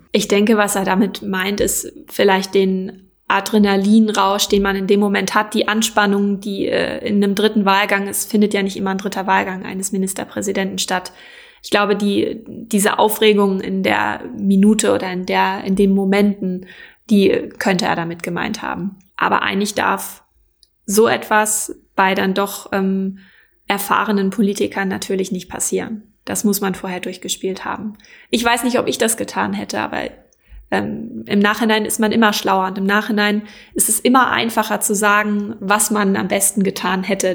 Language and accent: German; Schleswig-Holstein, Germany; ich komme tatsächlich aus der Ecke